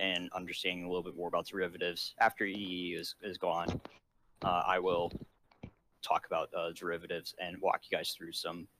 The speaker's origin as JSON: {"language": "English", "country": "Singapore", "said": "I'm from Singapore, which has a pretty significant oil processing industry as part of our economy."}